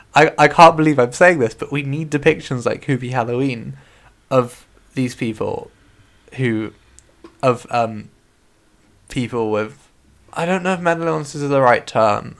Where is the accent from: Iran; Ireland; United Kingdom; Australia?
United Kingdom; West Country, South West England; accent: West Country; That was very West Country me